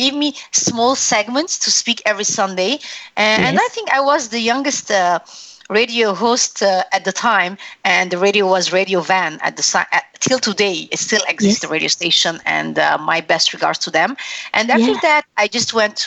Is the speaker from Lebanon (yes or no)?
yes; Lebanon; English is a second language; moved away as an adult; now in Canada; Growing up in Lebanon, it's a little bit different for me when it comes to my culture, because though I was born in Lebanon, I'm Armenian